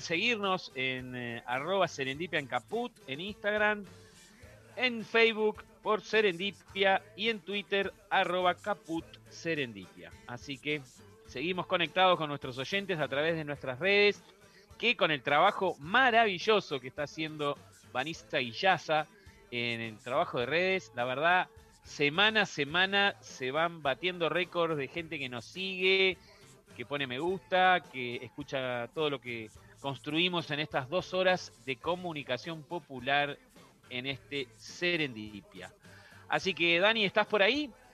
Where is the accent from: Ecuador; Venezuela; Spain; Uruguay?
Uruguay; para nosotros los uruguayos, ¿no? Porque acá los rocas somos uruguayos